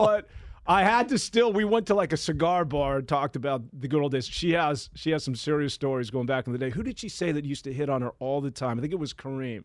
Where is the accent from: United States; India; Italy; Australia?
United States; San Francisco, California; I grew up right here in San, in the mean streets of San Francisco